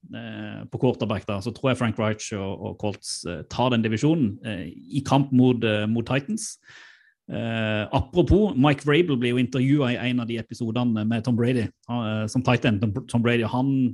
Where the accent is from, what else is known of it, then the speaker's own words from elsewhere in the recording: Sørlandet, Norway; jeg er jo sørlending